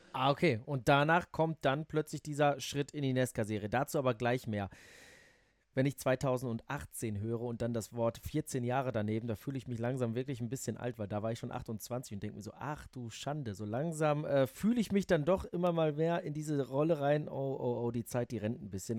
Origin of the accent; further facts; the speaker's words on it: Netherlands; now in Germany; Weil ich bin in den Niederlanden auf Ovalen aufgewachsen